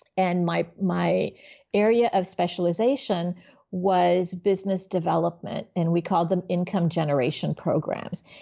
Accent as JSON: {"language": "English", "town": "Miami", "region": "Florida", "country": "United States", "tie": "born or raised there", "also_born_or_lived": "Haiti / New York", "said": "then we moved to Miami and I grew up in in Miami."}